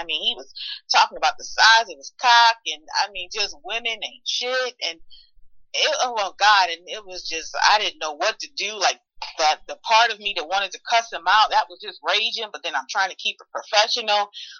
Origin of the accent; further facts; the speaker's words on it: Detroit, Michigan, United States; moved away as an adult; now in Raleigh, United States; I'm actually originally from Detroit, Michigan, Motown, the Motor City. And I moved here to Raleigh, North Carolina about 10 years ago.